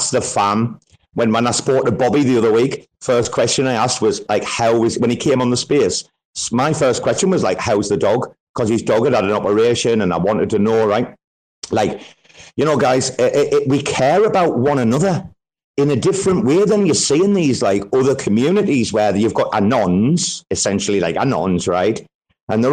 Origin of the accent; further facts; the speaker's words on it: Sunderland, North East England, United Kingdom; also born or lived in Australia; now in Thailand; a small city called Sunderland